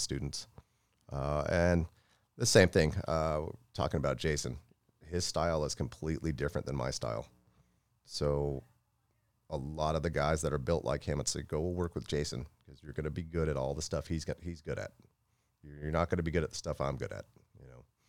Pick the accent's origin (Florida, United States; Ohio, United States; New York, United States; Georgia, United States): Florida, United States; also born or lived in Tampa, Florida; I grew up in Florida